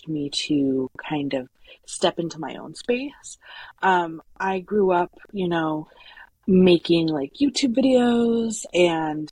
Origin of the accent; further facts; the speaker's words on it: a small town in Colorado, United States; I am from a small town in Colorado. It's where I was born and raised.